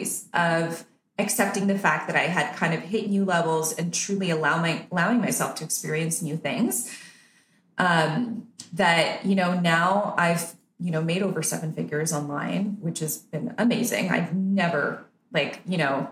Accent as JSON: {"language": "English", "country": "Canada", "tie": "born or raised there", "moved": "yes", "lives_now": "Nicaragua", "said": "I'm Canadian because that's where I was born and raised."}